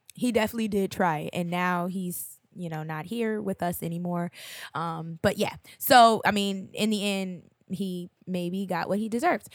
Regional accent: Hillside, New Jersey, United States; my hometown favorite. It's like the neighborhood, uh, Carly's Lounge in, uh, Hillside

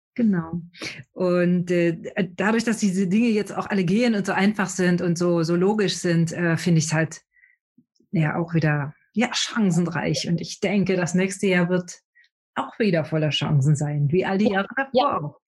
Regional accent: Brandenburg, Germany; Ich komme aus Brandenburg, da gibt es keine Berge

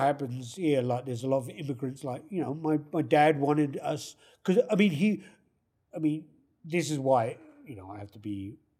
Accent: London, United Kingdom; moved away as an adult; also born or lived in Kentish Town, London; now in Calgary, Canada; I was brought up there in Southfields

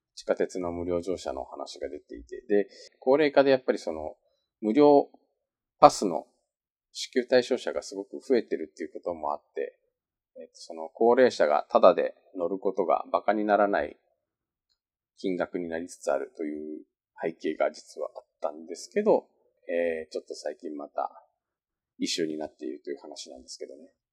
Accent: Japan; moved away as an adult; also born or lived in South Korea; 日本生まれ。一昨年の9月まで韓国住んでました日本人

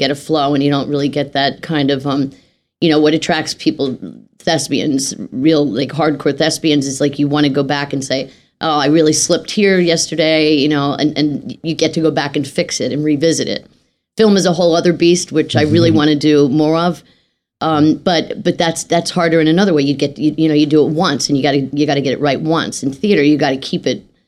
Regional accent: Philadelphia, Pennsylvania, United States; I grew up in Philadelphia

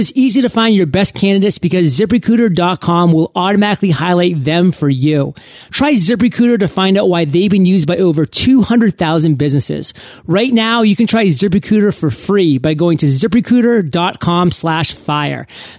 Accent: Maine, United States; A lot of people don't know what that means, but I'm from Maine. I lived on a lake.

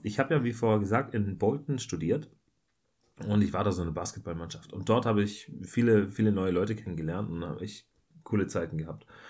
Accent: Germany; als Deutscher

